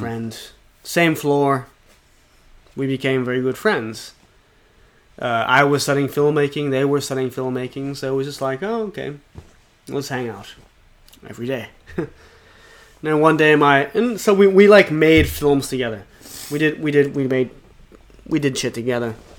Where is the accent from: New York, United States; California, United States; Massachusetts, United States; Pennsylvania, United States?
Pennsylvania, United States; Pittsburgh; moved away as an adult; now in Japan; I'm from Pittsburgh, Pennsylvania.